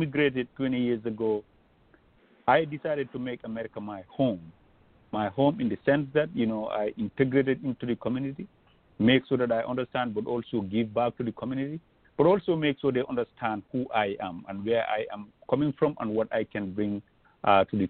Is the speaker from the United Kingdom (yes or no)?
no; Gambia; moved away as an adult; also born or lived in Banjul, Gambia / Central River Division, Gambia; now in Wisconsin, United States; growing up in Gambia, I grew up